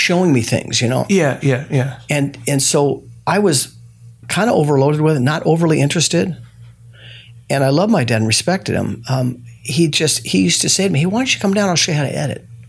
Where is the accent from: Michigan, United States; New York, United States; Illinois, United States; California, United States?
California, United States; Los Angeles; born or raised there